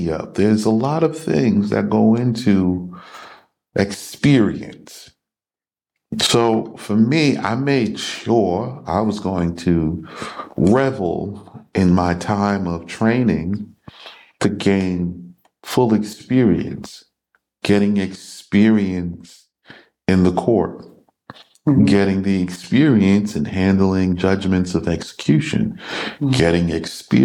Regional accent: United States; moved away as an adult; I was born in America, I know the customs and the cultures

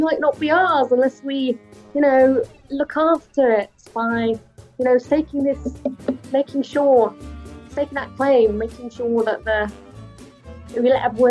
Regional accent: United Kingdom; we as British people, where, you know, we're all going to share in our future of whatever comes.

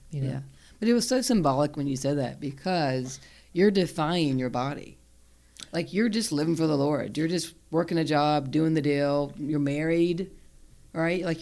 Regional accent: Fort Mill, South Carolina, United States; I'm from Fort Mill, y'all. We don't talk. we don't talk like that.

